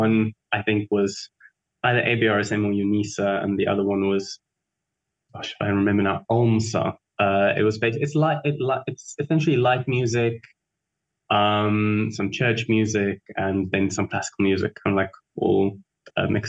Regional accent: Free State, South Africa; moved away as an adult; also born or lived in Mossel Bay, Western Cape / Bloemfontein / Wepener / Zastron; now in Cape Town, South Africa; I was actually born in Mossel Bay. But for the most part, I grew up in the Free State

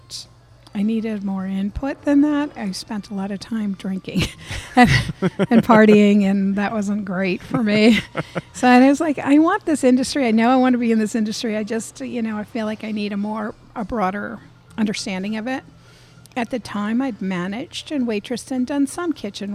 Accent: Connecticut, United States; moved away as an adult; also born or lived in San Francisco / New York; now in Atlanta, United States; I grew up in Connecticut

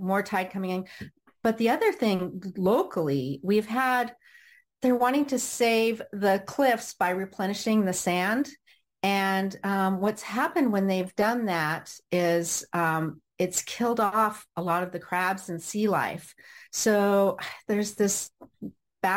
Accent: Orange County, California, United States; also born or lived in Los Angeles, California; now in Cardiff by the Sea, United States; I was born in Los Angeles, and I grew up in Orange County.

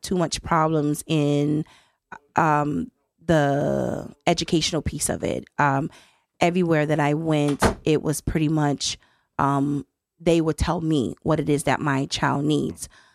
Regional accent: Miami, Florida, United States; moved away as an adult; now in Connecticut, United States; I'm from Miami, hmm, Florida

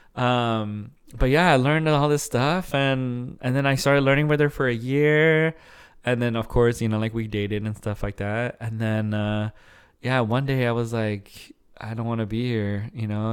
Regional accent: Arizona, United States; moved away as an adult; now in Dallas, United States; I grew up in Arizona for a long time

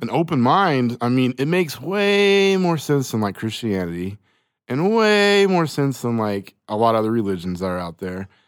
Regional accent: Choctaw, Oklahoma, United States; I grew up in Choctaw

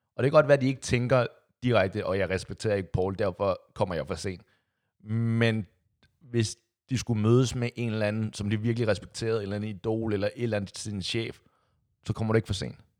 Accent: Copenhagen, Capital Region of Denmark, Denmark; der, hvor jeg kommer fra, Amager

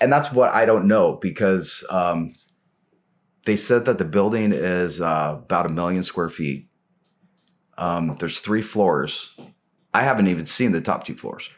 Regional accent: Portland, Oregon, United States; also born or lived in Cottage Grove, Oregon; I was born in Portland, you know, kinda raised in the area, kinda between here and Cottage Grove, which is down in the Eugene area

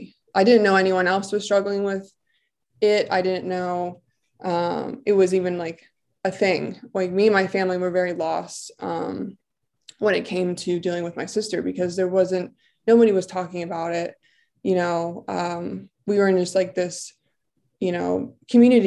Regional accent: Bucks County, Pennsylvania, United States; I'm from Bucks County in Pennsylvania

